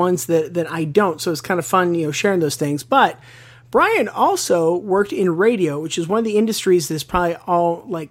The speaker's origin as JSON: {"language": "English", "region": "Western Pennsylvania", "country": "United States", "tie": "born or raised there", "moved": "yes", "said": "I grew up in Western Pennsylvania."}